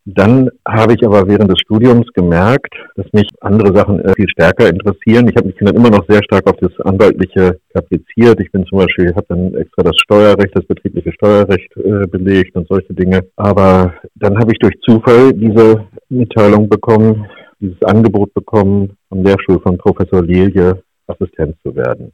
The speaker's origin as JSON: {"language": "German", "town": "Nienburg", "region": "Lower Saxony", "country": "Germany", "tie": "born or raised there", "also_born_or_lived": "Göttingen", "said": "Nienburg ist meine Heimatstadt"}